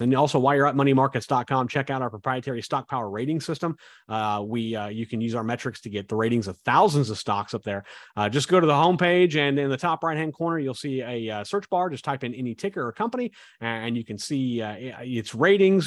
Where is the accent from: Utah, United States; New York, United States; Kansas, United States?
Kansas, United States; I grew up in Kansas